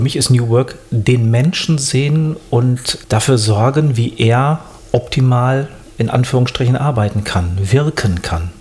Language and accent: German; Germany; bei uns in Deutschland